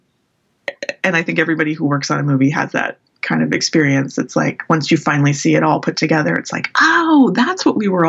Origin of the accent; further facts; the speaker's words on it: San Francisco, California, United States; I grew up in San Francisco in the Bay Area